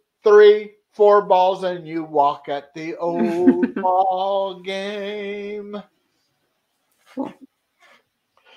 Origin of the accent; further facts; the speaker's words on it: Topeka, Kansas, United States; my hometown is the capital of Kansas.